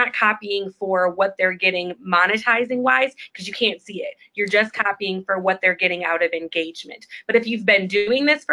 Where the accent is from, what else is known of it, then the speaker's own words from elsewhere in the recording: Chicago, Illinois, United States; we're from Chicago